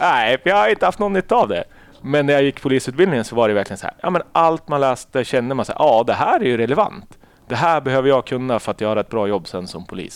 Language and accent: Swedish; Umeå, Västerbotten County, Sweden; jag är uppväxt i Umeå